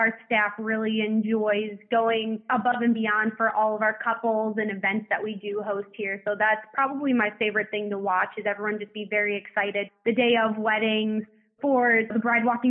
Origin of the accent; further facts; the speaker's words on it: Buffalo, New York, United States; now in Florida, United States; I'm from Buffalo, New York